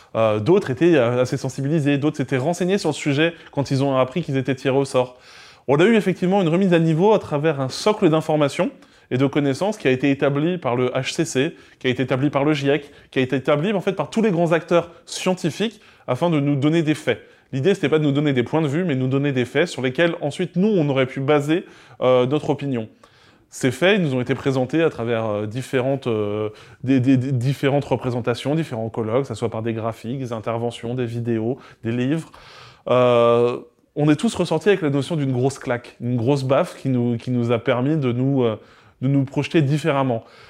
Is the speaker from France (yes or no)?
yes; near Caen, Calvados, Normandy, France; je viens de Normandie, euh, à côté de Caen, dans le Calvados